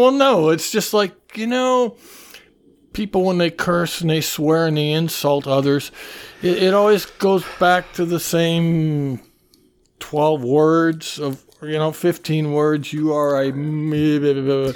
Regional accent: Mason City, Iowa, United States; moved away as an adult; now in New York, United States; I grew up in Mason City, and I was also at the University of Iowa in Iowa City

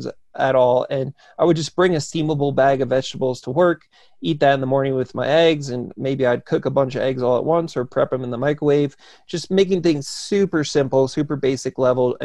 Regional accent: New Jersey, United States; because I grew up in New Jersey

